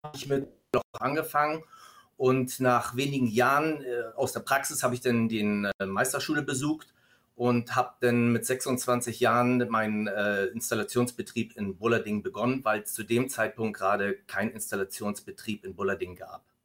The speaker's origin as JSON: {"language": "German", "town": "Stuttgart", "region": "Baden-Württemberg", "country": "Germany", "said": "hier bei uns in Stuttgart"}